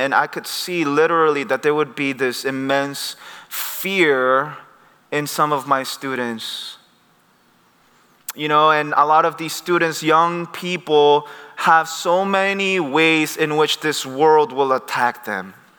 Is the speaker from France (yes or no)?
no; United States; I grew up in the Presbyterian church in the States, but I had my missions background where I saw crazy things in South America.